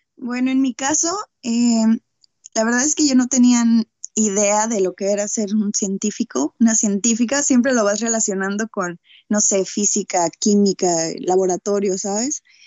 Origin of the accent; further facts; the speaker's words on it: Sinaloa, Mexico; soy de Sinaloa